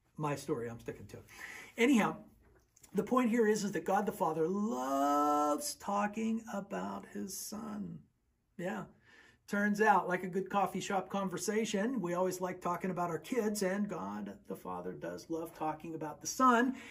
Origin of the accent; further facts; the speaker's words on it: Western Pennsylvania, United States; also born or lived in Texas; I was raised in Western Pennsylvania, and most of my family's in Western Pennsylvania, but I was born in Texas